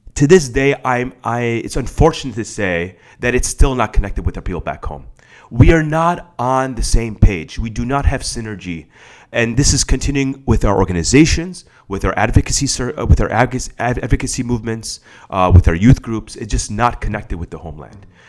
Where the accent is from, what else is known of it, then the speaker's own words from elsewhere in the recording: Skokie, Illinois, United States; also born or lived in Netherlands / Palatine, Illinois; I grew up in Skokie for part of my childhood.